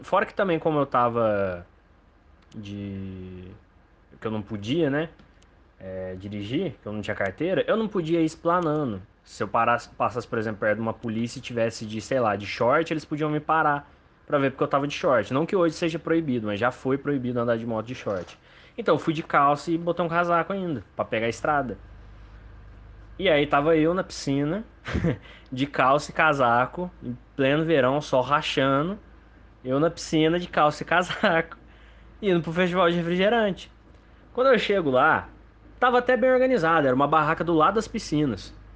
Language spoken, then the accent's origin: Portuguese; Lambari, Minas Gerais, Brazil; Cachoeira do Roncador, em Lambari, Minas Gerais, é minha cidade natal